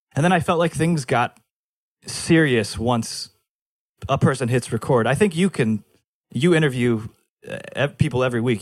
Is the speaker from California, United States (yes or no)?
yes; Fullerton, California, United States; also born or lived in Los Angeles, United States; I'm back in Fullerton, sleeping in my dad's, in the, uh, the laundry room